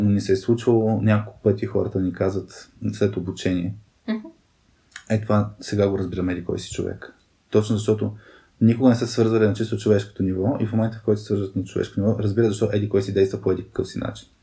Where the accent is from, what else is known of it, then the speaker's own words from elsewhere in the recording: Burgas, Burgas Province, Bulgaria; Роден съм в, в Бургас. Цял, цялото си детство съм прекарал в Бургас.